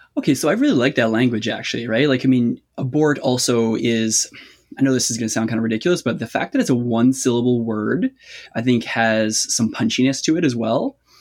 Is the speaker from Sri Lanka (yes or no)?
no; Canada; accent: Canadian; You'll have to excuse my accent. I'm Canadian.